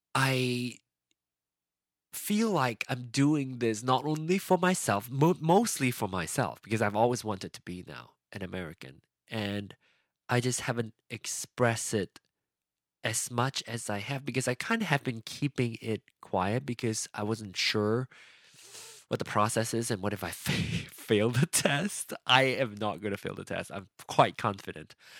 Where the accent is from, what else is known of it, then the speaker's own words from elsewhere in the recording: Penang, Malaysia; moved away as an adult; now in United States; I was born in Penang